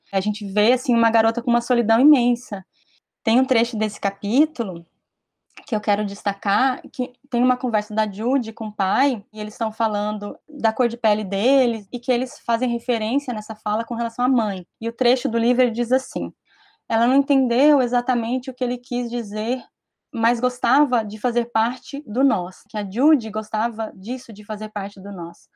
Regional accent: Brazil; aqui no Brasil, na minha vivência, em muitos lugares onde eu estive, socialmente na escola

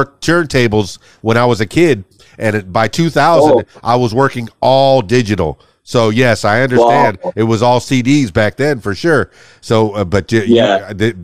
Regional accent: Miami, Florida, United States; now in Arkansas, United States; I'm from Miami.

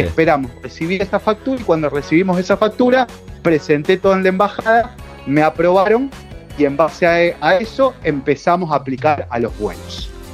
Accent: Leones, Córdoba, Argentina; moved away as an adult; now in Madrid, Spain; En mi ciudad, yo soy de Leones, al sudeste de la provincia de Córdoba

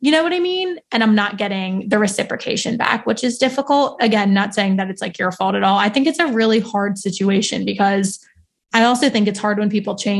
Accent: New Jersey, United States; moved away as an adult; now in Philadelphia, United States; So I grew up in South Jersey

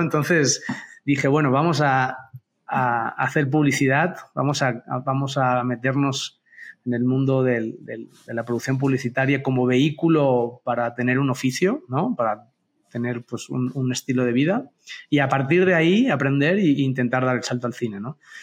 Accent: Barcelona, Catalonia, Spain; moved away as an adult; now in Mexico

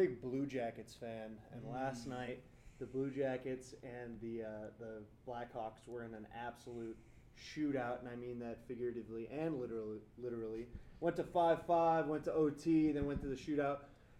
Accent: Cleveland, Ohio, United States; I'm from Cleveland.

